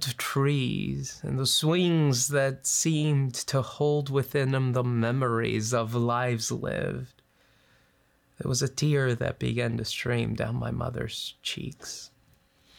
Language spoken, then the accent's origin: English; Los Angeles, California, United States; now in Loma Linda, United States; we grew up in the San Fernando Valley